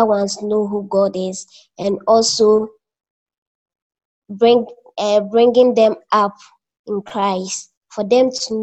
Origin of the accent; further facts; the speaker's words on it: Akokwaso, Eastern Region, Ghana; now in Kumasi, Ghana; I was born in Eastern Region, a small town called Akokwaso